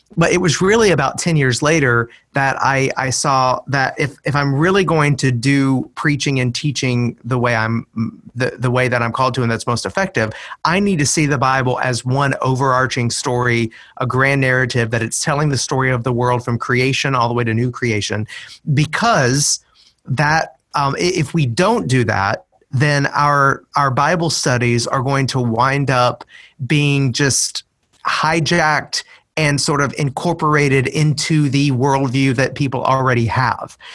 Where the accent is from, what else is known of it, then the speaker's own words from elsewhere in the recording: Middle Tennessee, United States; moved away as an adult; it's been a long route back to my to Middle Tennessee, and I'm living in my hometown um, again.